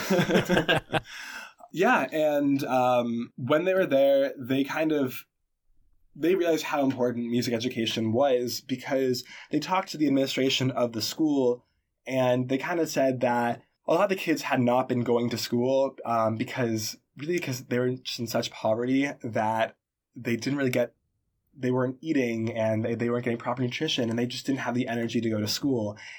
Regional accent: Boston, Massachusetts, United States; I am from Boston, Massachusetts

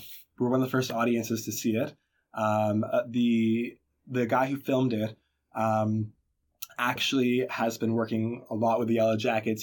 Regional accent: Boston, Massachusetts, United States; I am from Boston, Massachusetts

